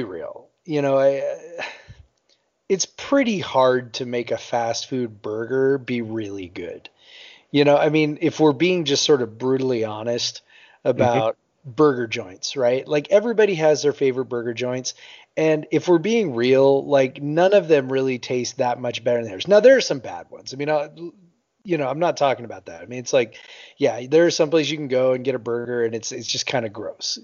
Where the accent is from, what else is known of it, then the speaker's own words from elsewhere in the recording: Seattle, Washington, United States; I'm from Seattle